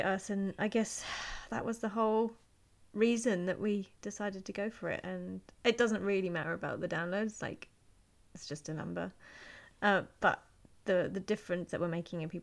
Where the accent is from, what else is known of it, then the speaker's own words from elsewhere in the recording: United Kingdom; I'm British